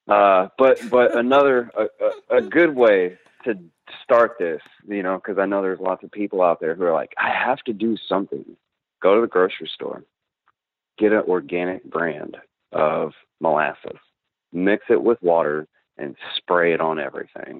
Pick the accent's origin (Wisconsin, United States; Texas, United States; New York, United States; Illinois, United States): Texas, United States; League City; I'm a H-Town baby. So I'm 31. I grew up here in Houston in the League City area, in between here and Galveston